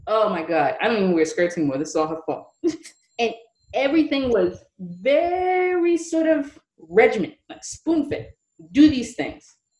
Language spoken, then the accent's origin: English; New York City, New York, United States; also born or lived in Manhattan; I grew up in Brooklyn, New York